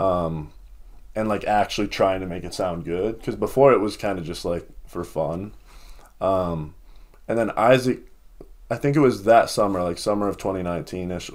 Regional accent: Lakeville, Minnesota, United States; also born or lived in Iowa / Missouri; Lakeville, Minnesota, for both of us

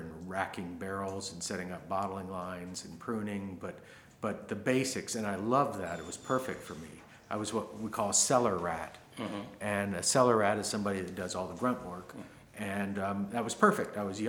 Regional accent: Cincinnati, Ohio, United States; Cincinnati. I graduated from high school there. I went to school mostly in Miami University in Ohio. So I'm from Ohio, yes.

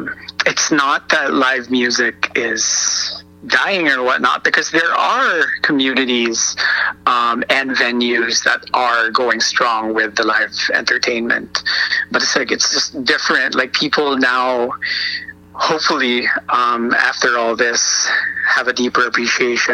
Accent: Philippines; moved away; I grew up back in the Philippines

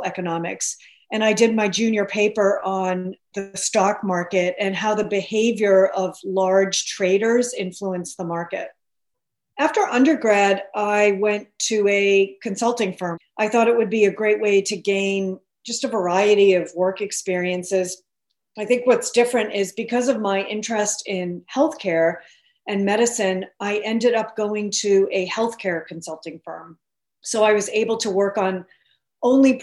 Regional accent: Billerica, Massachusetts, United States; I grew up outside of Boston in a town called Billerica

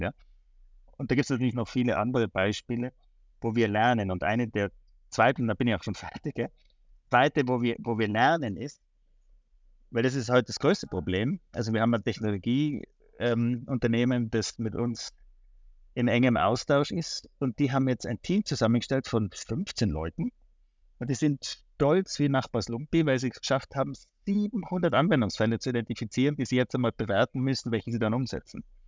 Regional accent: Tyrol, Austria; moved away as an adult; now in Switzerland; ich komme ursprünglich aus Tirol, ähm, habe in der Schweiz studiert

